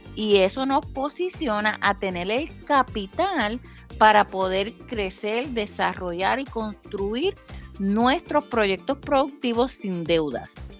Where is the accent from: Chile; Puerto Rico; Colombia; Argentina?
Puerto Rico; yo soy de Puerto Rico